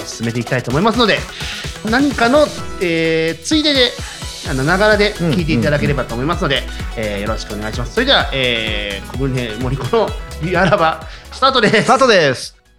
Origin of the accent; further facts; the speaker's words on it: Tokyo, Japan; also born or lived in Shizuoka; 地元東京だから